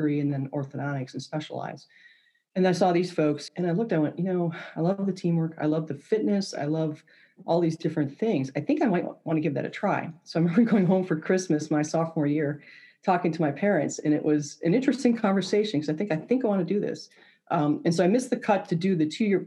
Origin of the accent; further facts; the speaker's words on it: suburbs of Detroit, Michigan, United States; moved away as an adult; I grew up in Michigan, just north of Detroit, one of the suburbs of Detroit